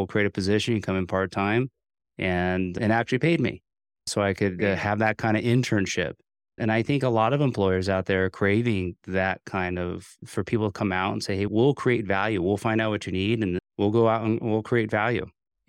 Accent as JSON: {"language": "English", "town": "Morristown", "region": "New Jersey", "country": "United States", "tie": "born or raised there", "said": "it's pretty neat that we weren't too far from where I grew up in Morristown, New Jersey, which is home for you in northern New Jersey."}